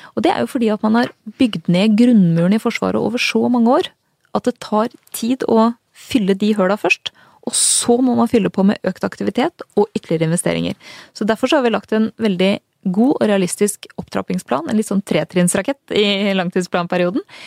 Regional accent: Strømmen, Akershus, Norway; jeg er jo født og oppvokst på Strømmen

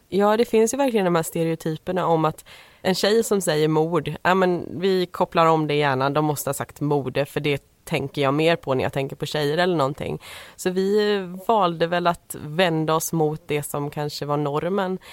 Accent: Småland, Sweden; vi är födda i Småland och vi bodde i Småland vid tillfället. Vi gör det fortfarande

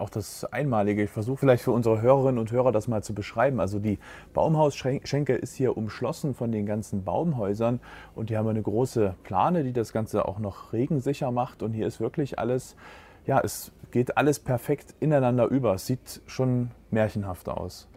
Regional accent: Leipzig, Saxony, Germany; für mich als Leipziger Tieflandsbucht-Mensch

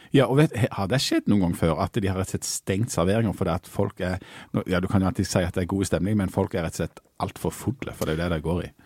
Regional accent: Bryne, Rogaland, Norway; og jeg er fra Bryne

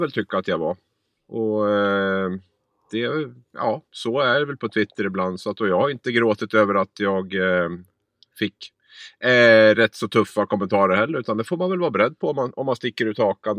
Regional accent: Gävle, Gävleborg County, Sweden; jag kommer från Gävle

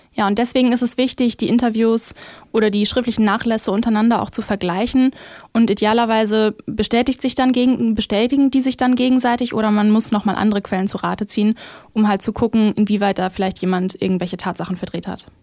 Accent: Germany; wenn ich mich überhaupt mit sowas identifizieren würde, dann wahrscheinlich doch eher als Deutsche.

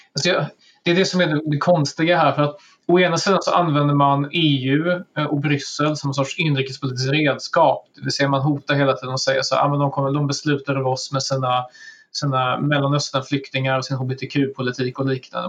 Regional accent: Sweden; som, som svensk

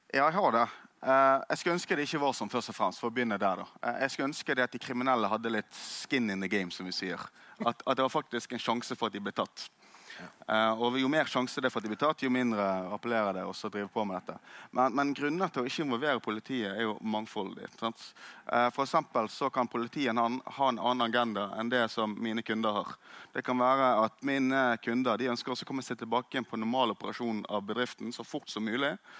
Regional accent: Norway; jeg som nordmann

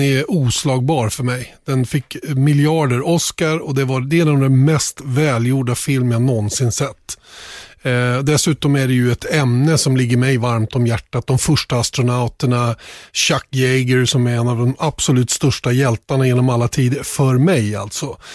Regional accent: Sweden; som svensk

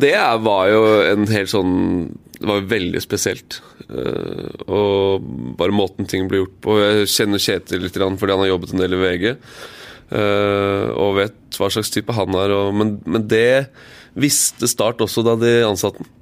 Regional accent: Eastern Norway, Norway; also born or lived in Tromsø / Kristiansand; Jeg er født i Tromsø, bodd her i Kristiansand i fire år, og så flytter vi hjem til Østlandet.

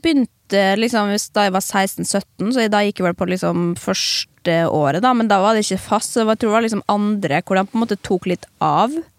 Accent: Molde, Møre og Romsdal, Norway; moved away as an adult; now in Oslo, Norway; vi har gått på samme videregående, men kjente ikke hverandre da vi gikk der og det var Molde videregående

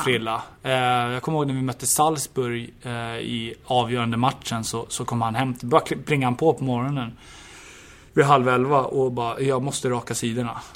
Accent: Stockholm, Stockholm County, Sweden; moved away; also born or lived in Åtvidaberg; hem till Stockholm och, och Djurgården och min, min hemstad

